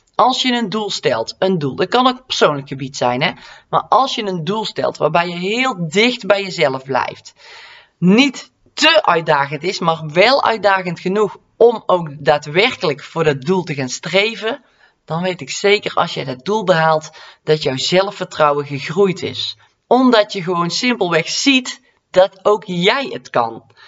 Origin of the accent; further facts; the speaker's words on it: North Brabant, Netherlands; accent: Brabantse; mijn Brabantse accent